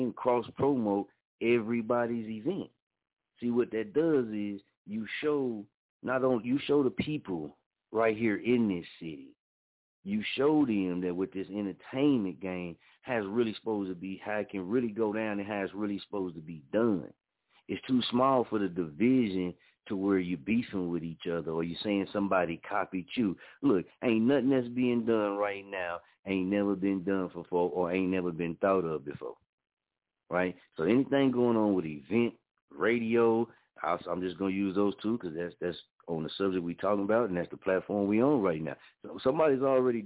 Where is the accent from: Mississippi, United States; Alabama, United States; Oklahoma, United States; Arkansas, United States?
Oklahoma, United States; Muskogee; moved away as an adult; I'm from here, born and raised in Muskogee, Oklahoma